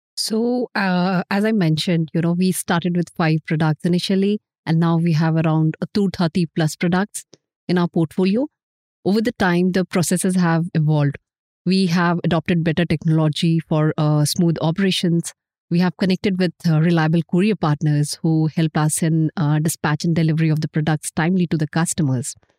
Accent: Jharkhand, India; moved away; my hometown, Jharkhand

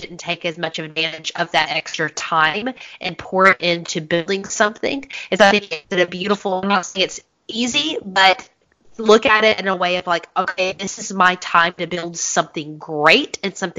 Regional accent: Augusta, Georgia, United States; We are close to the Masters golf course

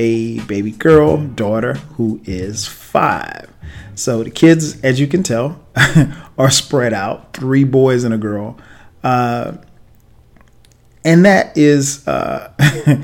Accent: South Carolina, United States; now in Atlanta, United States; with me living in Atlanta, he still lives in my hometown in South Carolina

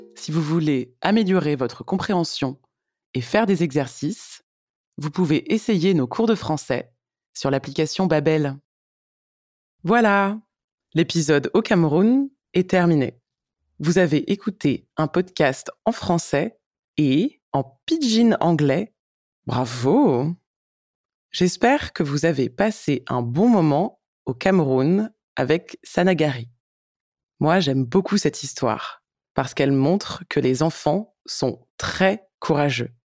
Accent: France; je suis française

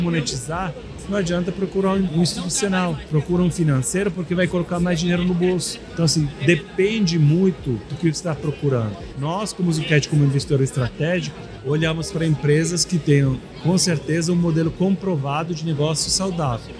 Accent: Italy; Portuguese is a second language; moved away as an adult; now in Brazil

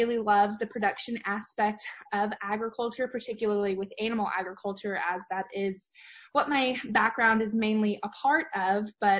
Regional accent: Prosper, Texas, United States; also born or lived in Lubbock, Texas; So I grew up in a little suburb outside of Dallas. It's called Prosper, Texas, and I grew up raising cattle and swine.

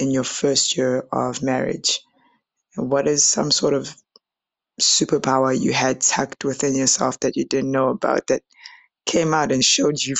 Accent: Johannesburg, Gauteng, South Africa; I'm from South Africa, Johannesburg to be specific.

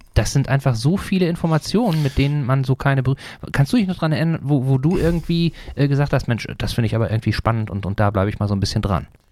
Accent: Sauerland, North Rhine-Westphalia, Germany; moved away; Ich komme nämlich auch ursprünglich aus Nordrhein-Westfalen, allerdings aus der anderen Ecke, ne, äh, mhm. äh, aus dem Sauerland, das ist näher, Nähe von Dortmund

